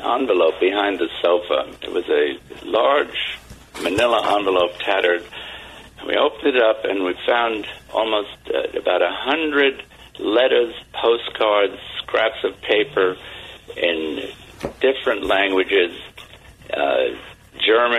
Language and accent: English; London, United Kingdom; moved away; I grew up in London, wartime London